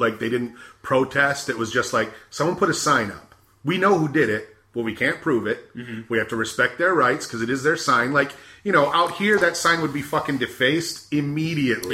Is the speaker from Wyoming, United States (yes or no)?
no; Michigan, United States; moved away; also born or lived in Arizona; growing up in Michigan